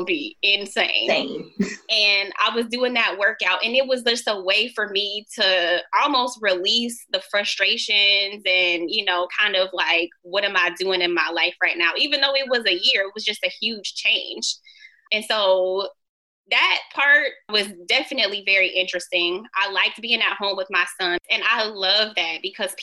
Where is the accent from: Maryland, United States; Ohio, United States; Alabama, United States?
Ohio, United States; moved away as an adult; also born or lived in New Jersey; I grew up in Ohio, so more Midwest